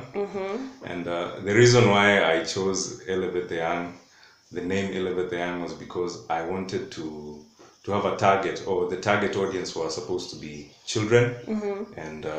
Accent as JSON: {"language": "English", "region": "Kajiado County", "country": "Kenya", "said": "We are from the Maasai community. Maasai community from Kajiado County."}